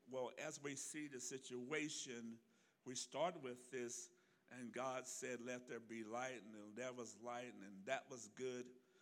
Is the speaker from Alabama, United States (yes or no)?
yes; Alabama, United States; now in California, United States; I'm almost getting southern again. I am from Alabama, you know, me and Forrest Gump. I've been in California because I'm westernized